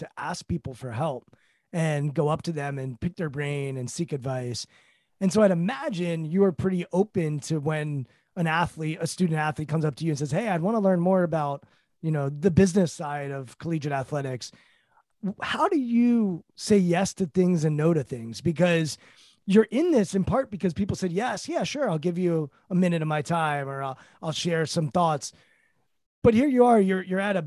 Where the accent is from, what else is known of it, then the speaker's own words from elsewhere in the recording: Bethesda, Maryland, United States; I'm from Bethesda, Maryland